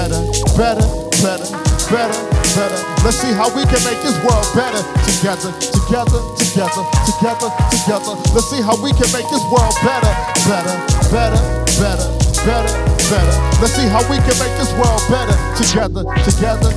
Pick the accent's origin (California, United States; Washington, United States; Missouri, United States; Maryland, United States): California, United States; Long Beach; moved away as an adult; now in Michigan, United States; I am originally from California, Long Beach, California, born and raised